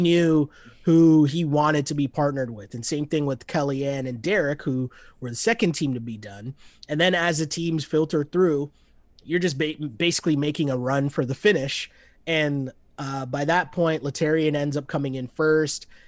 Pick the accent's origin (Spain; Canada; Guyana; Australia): Canada; Toronto, Ontario; we're both from Toronto